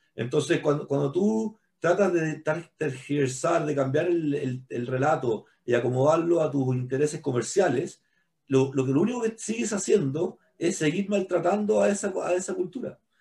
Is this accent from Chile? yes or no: yes; Chile; todos somos chilenos